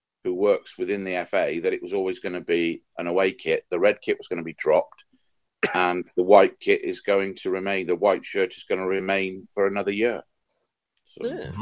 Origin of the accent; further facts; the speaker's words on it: Wales, United Kingdom; for me as a Welshman